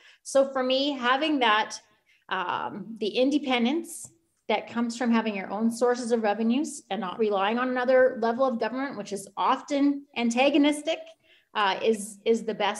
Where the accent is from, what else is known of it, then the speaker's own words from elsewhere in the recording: Saskatchewan, Canada; I'm not an Indigenous person. I'm from Saskatchewan. And I think growing up in Saskatchewan in the 90s